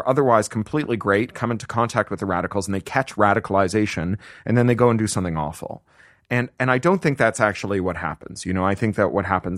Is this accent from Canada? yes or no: yes; Canada; moved away as an adult; also born or lived in United Kingdom; now in United States; as a Canadian who then lived in the UK for 13 years